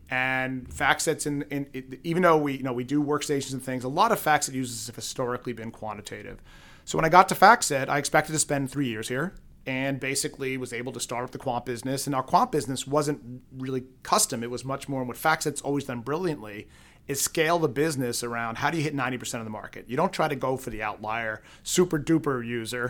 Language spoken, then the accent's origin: English; New York City, New York, United States; now in Boston, United States; growing up in Queens